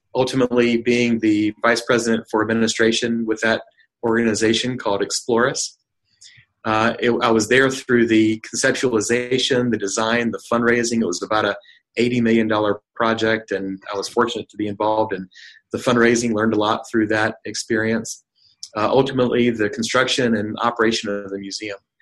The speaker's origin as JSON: {"language": "English", "region": "North Carolina", "country": "United States", "tie": "born or raised there", "also_born_or_lived": "Seville, Spain", "said": "I, was born and raised in North Carolina"}